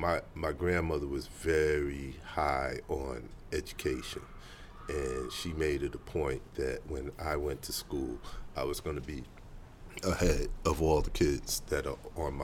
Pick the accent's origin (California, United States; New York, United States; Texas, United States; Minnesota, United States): New York, United States; New York City; I'm right here in the Bronx, bro.